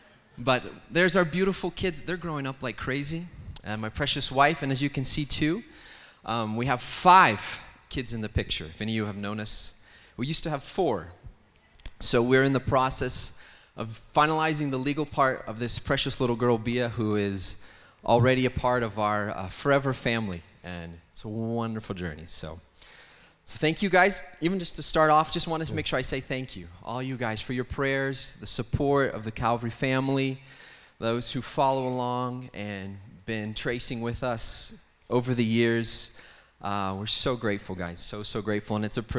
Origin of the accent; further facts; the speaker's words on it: Canada; born there; I was born in Canada. Pat doesn't hold that against me too much. So born in Canada